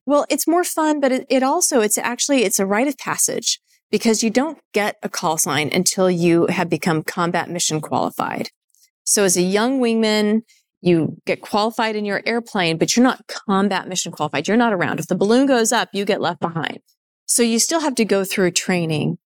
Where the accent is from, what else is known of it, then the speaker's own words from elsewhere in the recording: Nevada, Colorado, United States; moved away as an adult; also born or lived in Indiana; I was growing up in Nevada and then Colorado.